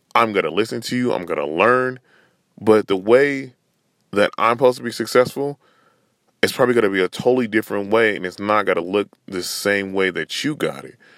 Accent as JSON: {"language": "English", "region": "Northern California", "country": "United States", "said": "I'm from Northern Cali"}